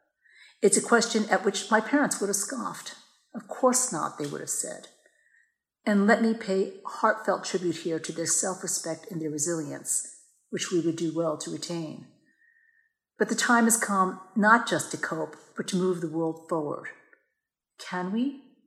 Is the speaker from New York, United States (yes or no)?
yes; Yonkers, New York, United States; born or raised there